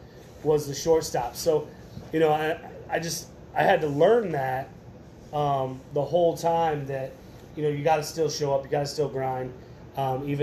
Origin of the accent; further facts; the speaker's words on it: Elkhart, Indiana, United States; also born or lived in Bremen, Indiana; I was born in Elkhart